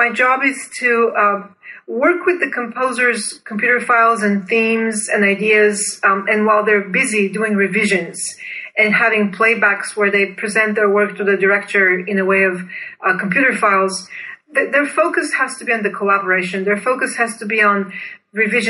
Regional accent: Bulgaria; moved away as an adult; I was born and raised in Bulgaria, then went to Duke University on a full scholarship as a master's student in composition.

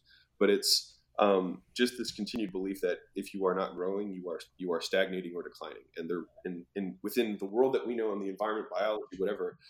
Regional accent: Baltimore, Maryland, United States; moved away as an adult; also born or lived in Huntington Beach, California; I was from Baltimore

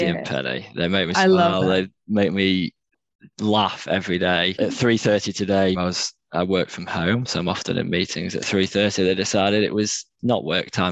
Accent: Cheshire, North West England, United Kingdom; moved away as an adult; now in Melbourne, Australia; I am from Cheshire in England, which is south of Manchester.

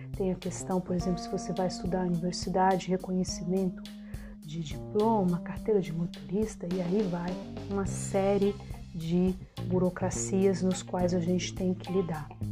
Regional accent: Brasília, Federal District, Brazil; moved away as an adult; now in Germany; sou de Brasília

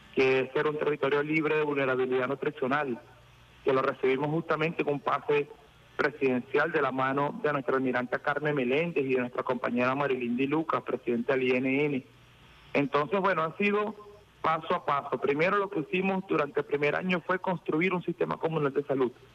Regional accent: Venezuela; tenemos como pueblo venezolano

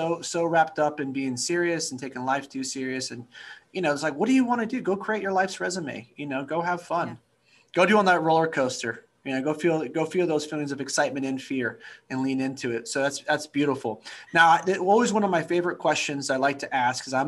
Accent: Northern California, United States; I grew up in Northern California

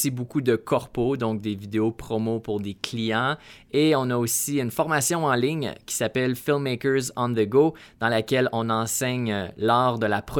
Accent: Canada; accent: Canadian

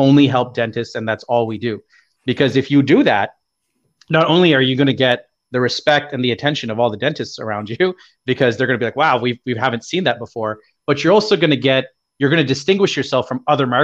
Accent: Canada; as a Canadian

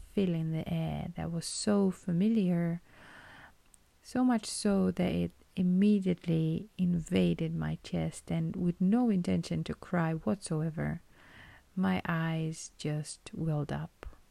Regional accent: Romania; moved away as an adult; my home country

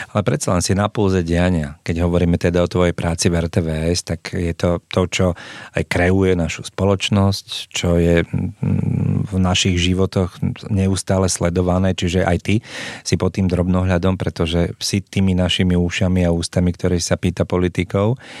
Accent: Bratislava, Bratislava Region, Slovakia; moved away; Ja som eh, Račan, keď tak môžem povedať, aj keď teraz v Rači teda už nebývam

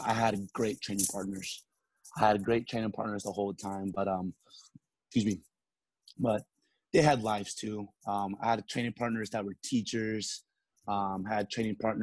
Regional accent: Salinas, California, United States; moved away; one of the local promoters in my hometown, Salinas

